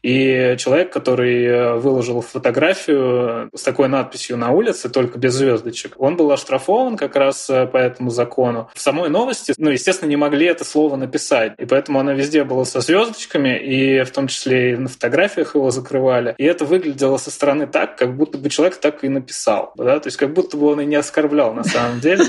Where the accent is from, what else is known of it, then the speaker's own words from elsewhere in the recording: Russia; я из России